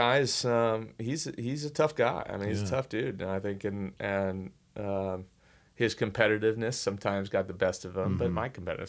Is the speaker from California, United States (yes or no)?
yes; California, United States; when I was growing up in the Bay Area, like I love Bill Walsh, who was coaching the San Francisco 49ers.